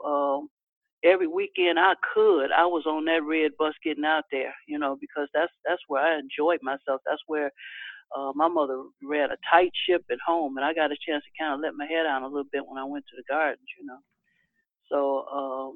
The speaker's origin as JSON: {"language": "English", "town": "Chicago", "region": "Illinois", "country": "United States", "tie": "born or raised there", "said": "on the south side of Chicago"}